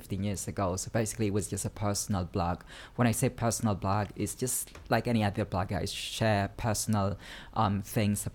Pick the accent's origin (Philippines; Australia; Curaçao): Philippines; moved away; I was originally from the Philippines.